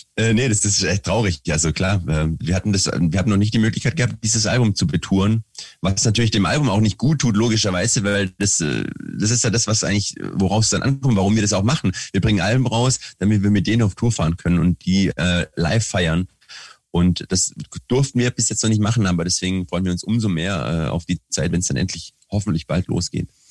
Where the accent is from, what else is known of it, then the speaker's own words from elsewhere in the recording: Swabia, Germany; als Schwabe